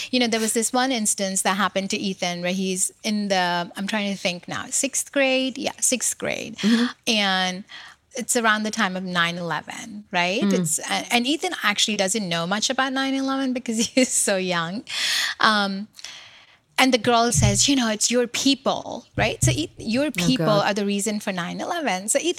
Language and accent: English; New York, United States; I've lived in this country for 30 years. I'm from New York.